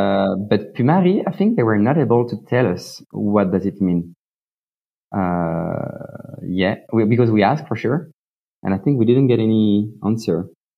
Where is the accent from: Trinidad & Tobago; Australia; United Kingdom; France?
France; Annecy, Auvergne-Rhône-Alpes; English is a second language; moved away as an adult; now in Zurich, Switzerland; I'm French. 100%. I was born in the Alps in Annecy. I'm 30 years old, and I'm a mountain guy, but I'm mostly working as a PhD student at the moment in Zurich in glaciology.